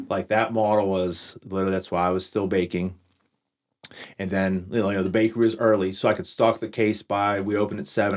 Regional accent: Washington, Pennsylvania, United States; to restore my hometown

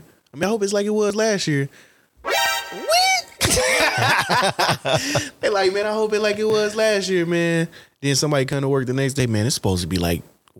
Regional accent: Missouri, United States; You know I'm from Missouri

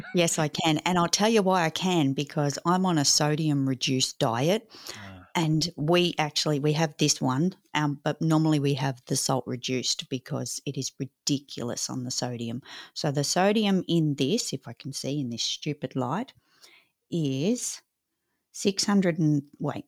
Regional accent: Australia; I'm so Aussie-bound

